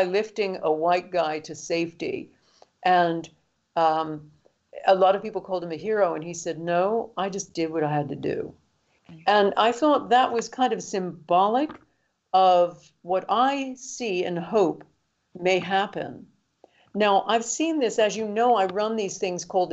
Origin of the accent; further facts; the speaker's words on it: London, United Kingdom; my hometown of London